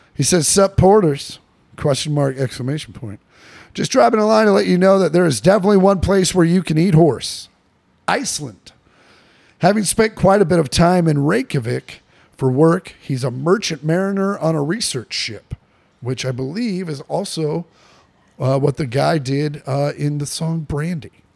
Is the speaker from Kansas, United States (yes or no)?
yes; Kansas, United States; Sometimes I talk weird 'cause I'm from Kansas